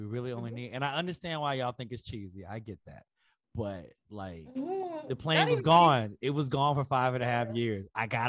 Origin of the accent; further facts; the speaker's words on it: Chicago, Illinois, United States; as a Chicagoan.